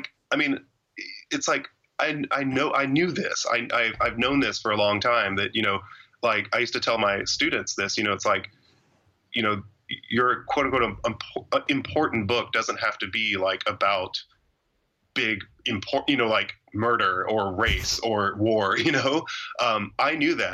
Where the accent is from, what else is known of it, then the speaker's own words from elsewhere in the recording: Georgia, United States; I'm from Georgia, and my family's from Georgia going back, you know, generations